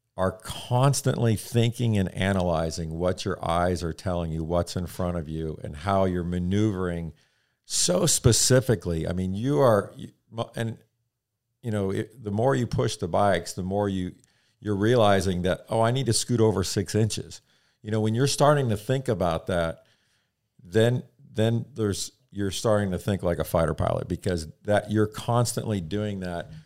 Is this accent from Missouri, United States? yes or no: yes; the Midwest near St. Louis, Missouri, United States; grew up in the Midwest near uh, St. Louis, uh, small town farm country kind of thing